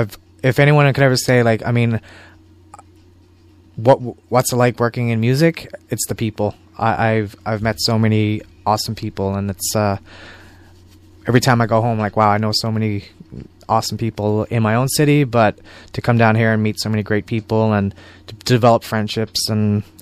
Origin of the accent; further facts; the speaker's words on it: San Francisco, California, United States; And it's not like growing up in San Francisco, you can just go to a local record store and you can find all the stuff.